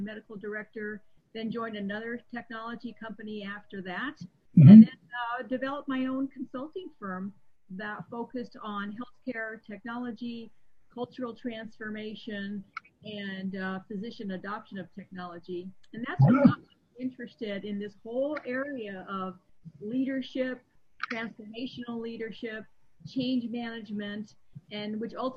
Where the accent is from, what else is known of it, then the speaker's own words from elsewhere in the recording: Seattle, Washington, United States; my hometown where I was practicing of Seattle